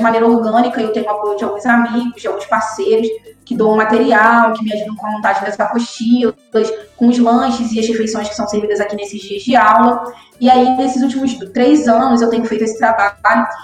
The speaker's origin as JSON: {"language": "Portuguese", "town": "São Gonçalo", "region": "Rio de Janeiro", "country": "Brazil", "tie": "born or raised there", "said": "sou cria de São Gonçalo, né, moradora aqui, mas aqui nasci e, e sou daqui"}